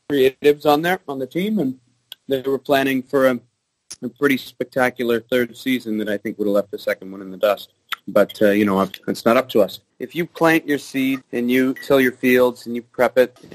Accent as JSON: {"language": "English", "region": "British Columbia", "country": "Canada", "tie": "born or raised there", "said": "I grew up in Vancouver Island and uh, fairly big family, and I, I grew up mainly playing competitive sports."}